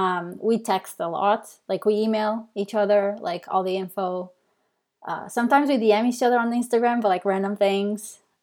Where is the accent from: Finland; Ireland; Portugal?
Portugal; English is a second language; moved away as an adult; now in Canada; So really quick, like I moved to Canada from Portugal.